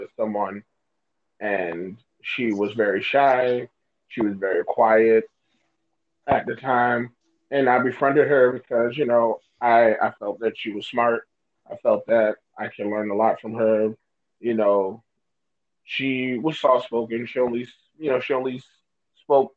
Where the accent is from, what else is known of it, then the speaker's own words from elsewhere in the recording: New York City, New York, United States; We was born and raised in New York City.